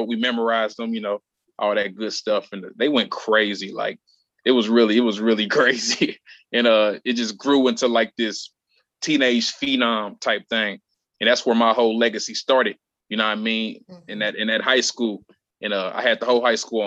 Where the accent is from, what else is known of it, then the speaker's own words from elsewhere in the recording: Indianapolis, Indiana, United States; Born and raised in Indianapolis, Indiana